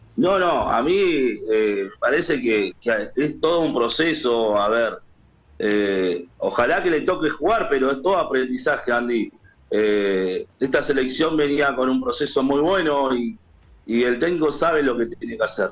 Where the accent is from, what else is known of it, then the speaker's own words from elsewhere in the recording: San Martín, Buenos Aires Province, Argentina; son de acá de San Martín y, yo también soy de San Martín